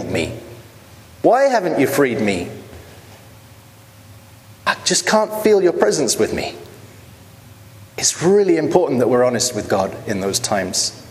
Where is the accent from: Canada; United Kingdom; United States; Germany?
United Kingdom; as a British person